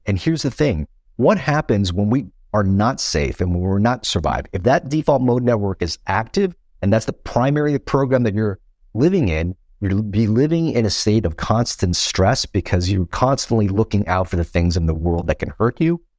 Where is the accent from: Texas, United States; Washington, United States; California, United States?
California, United States; Los Angeles; also born or lived in Vietnam / Philippines; I grew up in Chinatown, Los Angeles.